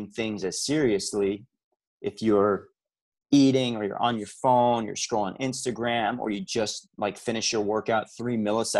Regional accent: New York, United States; it's kind of part of my fiber as a New Yorker

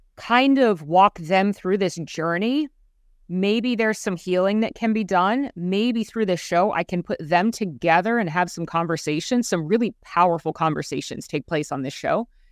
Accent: Central Florida, United States; Born and raised in Central Florida

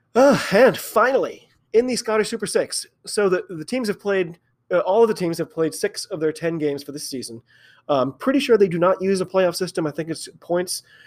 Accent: United States; I'm an American

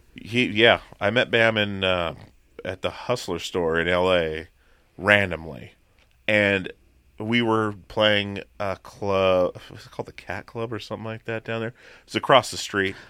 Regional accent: Petersburg, Alaska, United States; born or raised there; also born or lived in Long Beach, Washington

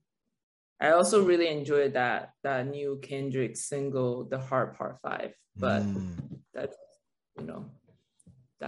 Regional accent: Taiwan; English is a second language; now in Los Angeles, United States; I was like 11, you know, in Taiwan, in my living room

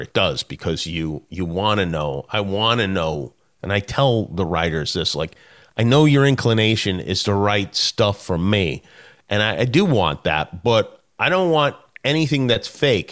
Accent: Las Vegas, Nevada, United States; I grew up in Vegas

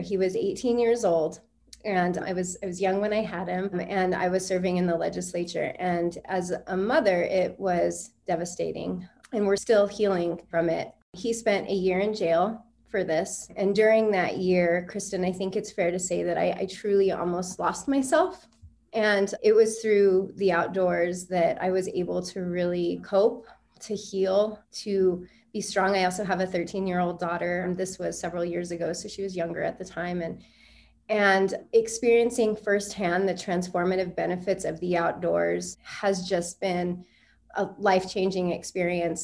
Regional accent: Albuquerque, New Mexico, United States; growing up in Albuquerque, I grew up in a really poor neighborhood

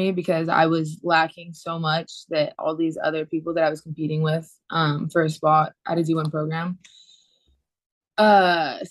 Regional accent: Ridgecrest, California, United States; also born or lived in El Dorado Hills, California; I grew up in Ridgecrest, California, a super small town

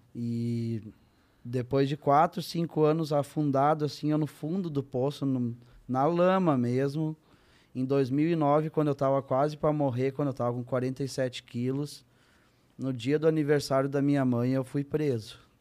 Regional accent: Santa Cruz do Sul, Rio Grande do Sul, Brazil; Eu cresci em Santa Cruz do Sul, Rio Grande do Sul.

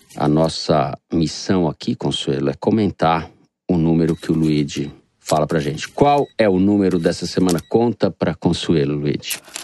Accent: São Paulo, Brazil; moved away as an adult; now in Rio de Janeiro, Brazil; eu sou paulistano, moro no Rio há quase oito anos

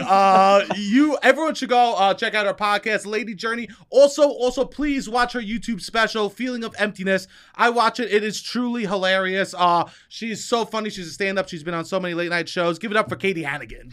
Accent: New York City, New York, United States; accent: New York; I'm from Staten Island

